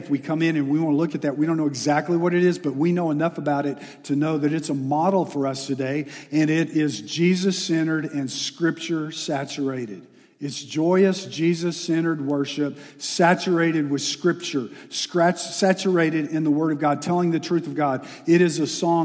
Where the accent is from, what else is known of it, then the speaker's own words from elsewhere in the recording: Texas, United States; moved away; I'm from Texas